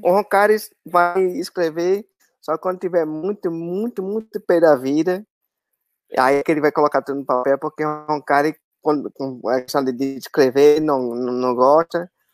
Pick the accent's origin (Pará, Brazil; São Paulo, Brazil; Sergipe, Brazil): Sergipe, Brazil; Aracaju; eu sou de Aracaju, sou Sergipano